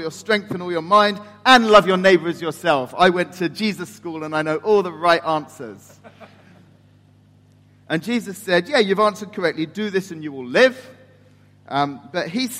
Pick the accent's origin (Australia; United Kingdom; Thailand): United Kingdom; England; moved away as an adult; now in Turkey; I'm the English person